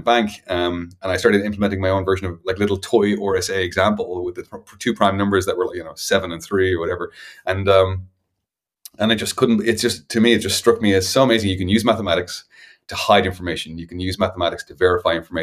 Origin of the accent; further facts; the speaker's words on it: Dublin, Leinster, Ireland; I come from Dublin in Ireland